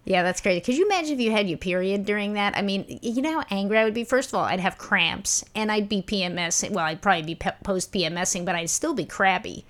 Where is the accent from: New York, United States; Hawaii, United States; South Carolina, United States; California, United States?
New York, United States; New York City; when I was a small kid and I was growing up in Brooklyn